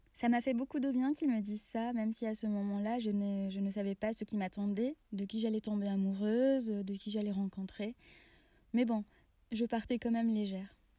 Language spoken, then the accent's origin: French; Oran, Oran Province, Algeria; Oran, ma ville natale